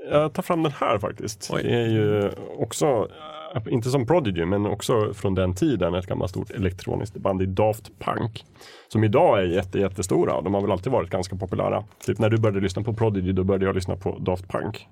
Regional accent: Östersund, Jämtland, Sweden; Jag växte upp i Östersund

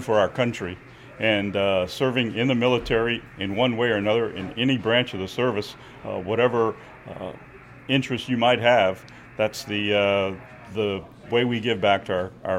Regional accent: South Louisiana, United States; moved away as an adult; I grew up in South Louisiana in Cajun country.

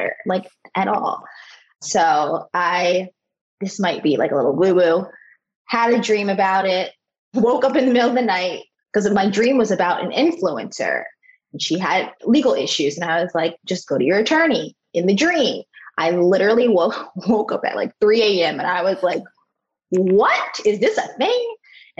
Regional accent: South Florida, United States; I live in Fort Lauderdale, Florida. I grew up in South Florida, so this is home for me

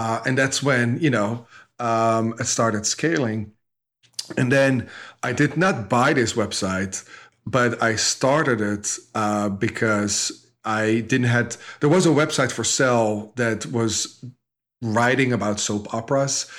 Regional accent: Netherlands; moved away as an adult; now in United States; I grew up in Holland, um, dropped out of school when I was fifteen-ish.

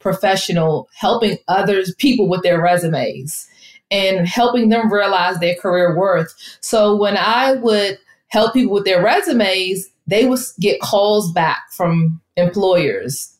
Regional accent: Washington, District of Columbia, United States; I am from the Washington, D.C. area

